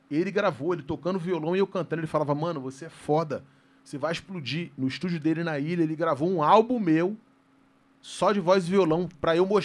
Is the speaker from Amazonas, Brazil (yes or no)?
no; Rio de Janeiro, Brazil; eu sou da Vila do Pinheiro